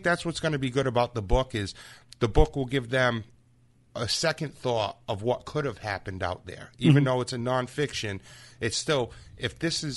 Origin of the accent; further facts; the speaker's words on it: Freetown, Massachusetts, United States; growing up in the Freetown area